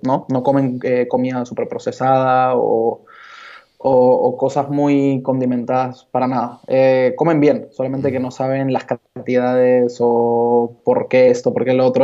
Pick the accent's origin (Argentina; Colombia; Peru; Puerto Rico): Peru; also born or lived in Barcelona; now in Lima, Peru; yo soy de Perú. Estudié Administración y Negocios del Deporte aquí en Lima